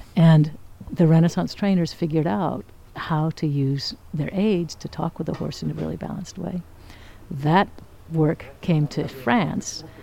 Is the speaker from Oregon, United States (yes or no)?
yes; Oregon, United States; I was raised in Oregon